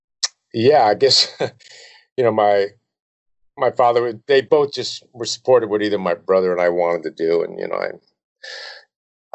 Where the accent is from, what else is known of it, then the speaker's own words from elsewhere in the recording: Glen Ridge, New Jersey, United States; I grew up in Glen Ridge, New Jersey, a tiny little town